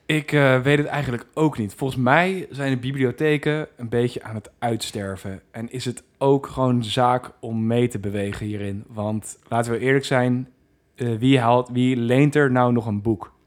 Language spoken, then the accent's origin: Dutch; Netherlands; ik voel me gewoon Nederlander, dus ik wil terug naar Nederland